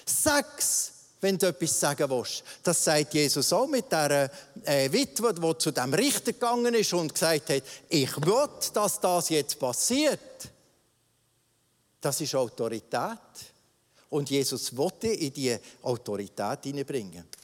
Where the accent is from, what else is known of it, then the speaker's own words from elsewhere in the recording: Switzerland; das wir aus Luther Höflichkeit, so sind wir Schweizer eben, uns angeeignet haben.